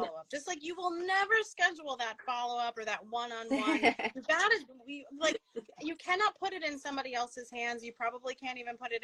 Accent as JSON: {"language": "English", "town": "Ronkonkoma", "region": "New York", "country": "United States", "tie": "born or raised there", "said": "I grew up in Long Island"}